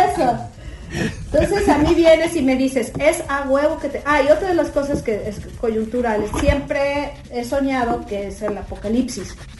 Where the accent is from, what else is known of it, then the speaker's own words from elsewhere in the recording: Puebla, Mexico; now in Guadalajara, Mexico; somos poblanos todos